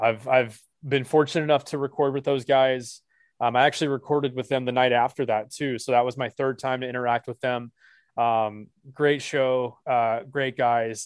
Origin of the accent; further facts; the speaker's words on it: Dallas, Texas, United States; also born or lived in Texarkana, Texas; born and raised in Dallas. Well, sorry, I was born in Texarkana. Uh, the split, this, I always have to clarify too, I was born in the Texas part of Texarkana